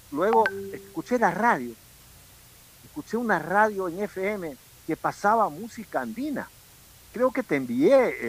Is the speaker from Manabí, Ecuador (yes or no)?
yes; Manta or Bahía de Caráquez, Manabí, Ecuador; now in Guayaquil, Ecuador; no somos pues guayaquileños, no vimos la luz primera aquí, la vimos Allende al Pacífico. Uno en Manta y otro en Bahía.